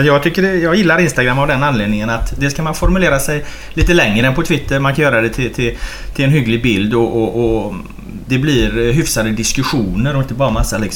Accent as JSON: {"language": "Swedish", "town": "Jonsered", "region": "Västra Götaland", "country": "Sweden", "tie": "born or raised there", "said": "så flyttade jag till Jonsered i Partille. Så att jag, är, jag brukar säga att jag är uppvuxen i Jonsered."}